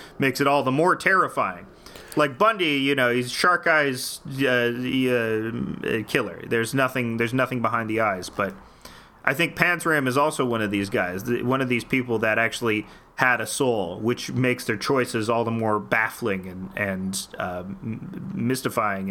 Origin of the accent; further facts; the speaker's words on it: Canada; I'm Canadian